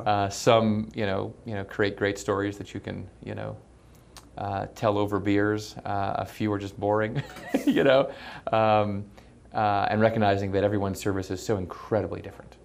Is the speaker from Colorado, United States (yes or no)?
yes; Colorado Springs, Colorado, United States; born or raised there